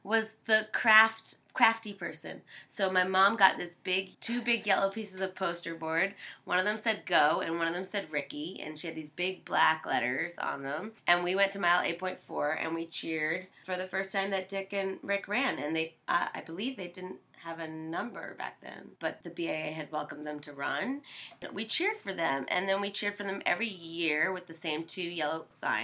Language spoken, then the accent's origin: English; Framingham, Massachusetts, United States; I'm from Framingham, Massachusetts.